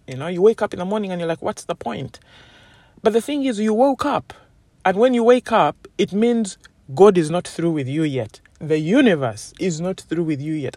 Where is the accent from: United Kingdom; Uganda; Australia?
Uganda; as a woman growing up in Uganda, where I come from